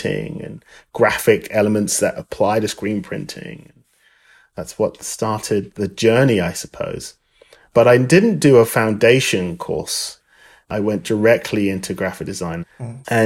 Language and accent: English; London, United Kingdom; moved away as an adult; now in United States; I originally am from London, England. I've lived in the US for over 24 years